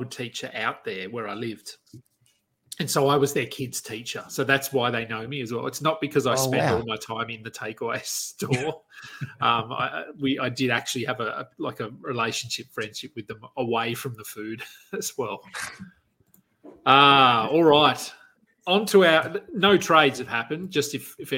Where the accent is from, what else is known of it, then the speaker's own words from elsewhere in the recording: Queanbeyan, New South Wales, Australia; I live in Queanbeyan, which is, it's basically a suburb of Canberra in Australia. It's not technically, we're in another state, but we're 10 minutes from Canberra. Prior to living, so I grew up here